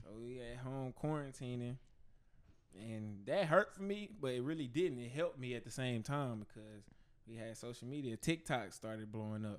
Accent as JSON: {"language": "English", "town": "Fort Worth", "region": "Texas", "country": "United States", "tie": "born or raised there", "said": "I'm from Fort Worth, Texas. And, uh, I grew up over there by, uh, I grew up in the projects"}